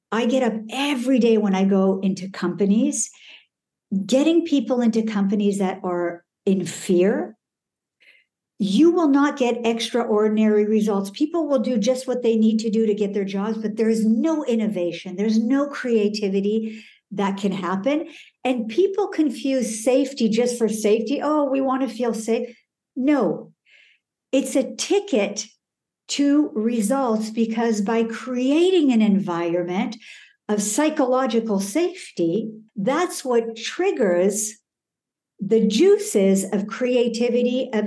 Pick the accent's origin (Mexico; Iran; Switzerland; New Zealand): Iran; born there; also born or lived in Canada / Colorado / France; I was born in Iran. I lived in Canada, uh, Colorado, uh, France.